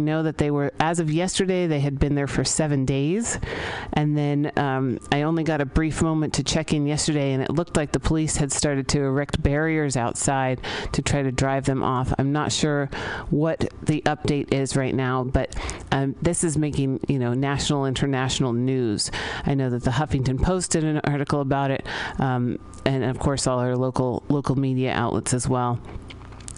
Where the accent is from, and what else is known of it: San Francisco, California, United States; born or raised there